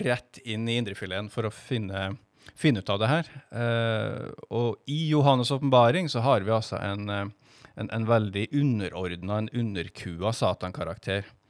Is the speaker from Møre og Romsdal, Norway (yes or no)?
no; Stjørdal, Trøndelag, Norway; moved away as an adult; also born or lived in Stavanger; now in Kristiansand, Norway; Jeg kommer fra Stjørdal